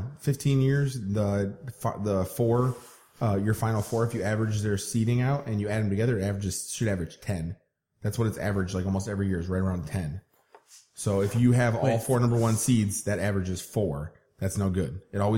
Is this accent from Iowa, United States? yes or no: yes; Iowa, United States; I'm from Iowa.